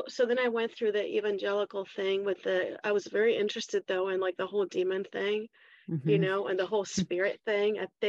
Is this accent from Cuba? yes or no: no; Chile; also born or lived in Washington, D.C. / Mexico; now in United States; But both my parents were Chilean, so I was raised in Chile.